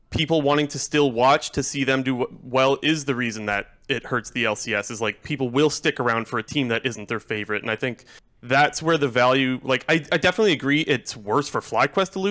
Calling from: Ontario, Canada; Not Ontario, Ontario, California, man. You know the answer to this. Ontario, Canada.

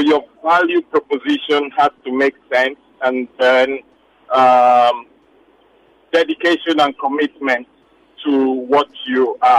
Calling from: Lekki, Lagos, Nigeria; I had called earlier in the previous segment.

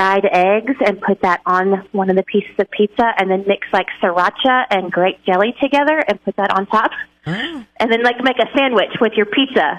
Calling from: Lowell, United States; I'm calling from Lowell.

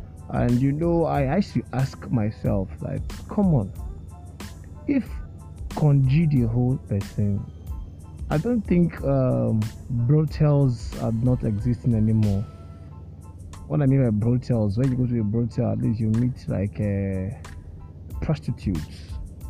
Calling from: Lagos, Nigeria; and I'm speaking from Lagos, and for all of you listening to me outside Lagos, right here in Lagos, it is a little sunny

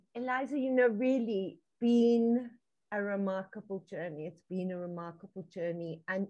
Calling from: Johannesburg, Gauteng, South Africa; I'm tuning in from Johannesburg, South Africa, on the African continent, way across the ocean from you, and yet right together.

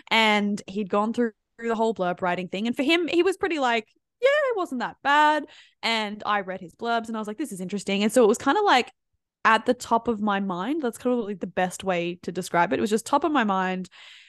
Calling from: Sydney, New South Wales, Australia; I'm tuning in from Sydney, Australia.

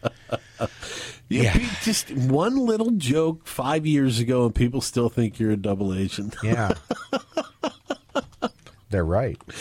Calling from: Pasco, Washington, United States; from Pasco.

